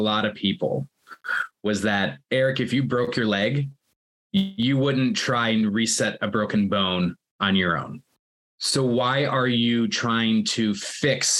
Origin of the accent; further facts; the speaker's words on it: United States; moved away as an adult; now in United Kingdom; where I grew up in the United States and working in the United States